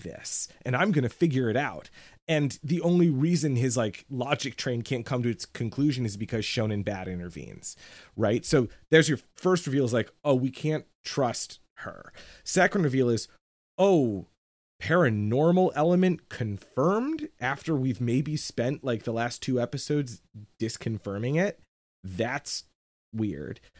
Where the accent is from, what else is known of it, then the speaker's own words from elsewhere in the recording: United States; as an American